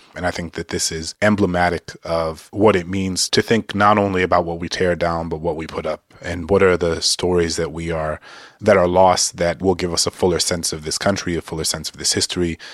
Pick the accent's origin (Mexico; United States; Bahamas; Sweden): United States; New Orleans, Louisiana; Dillard University, which is a historically black university in my hometown